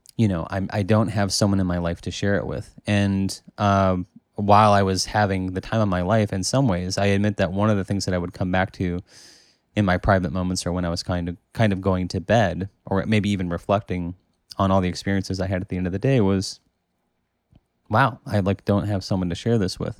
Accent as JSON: {"language": "English", "country": "United States", "said": "I'm from America"}